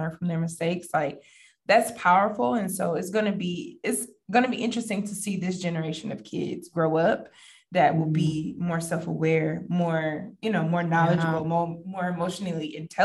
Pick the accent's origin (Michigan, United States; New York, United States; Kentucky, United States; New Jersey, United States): Michigan, United States; Detroit; also born or lived in Baton Rouge; now in New Orleans, United States; I come from Detroit. I am a northerner